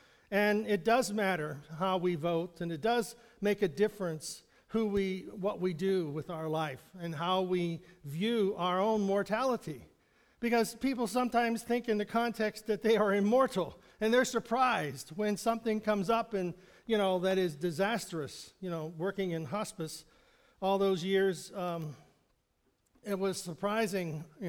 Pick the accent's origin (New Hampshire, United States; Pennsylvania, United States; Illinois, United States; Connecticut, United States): Pennsylvania, United States; If we grew up here in Western Pennsylvania or Central Pennsylvania, whatever we like to call it.